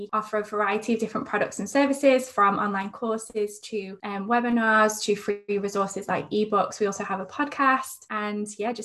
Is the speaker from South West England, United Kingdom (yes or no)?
no; near Manchester, North West England, United Kingdom; moved away as an adult; now in Sydney, Australia; I'm actually from England, but I live in Sydney at the moment